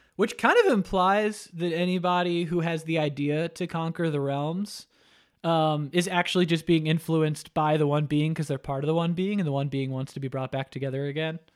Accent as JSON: {"language": "English", "region": "Florida", "country": "United States", "tie": "born or raised there", "also_born_or_lived": "New York", "said": "I, uh, grew up, though, in Florida"}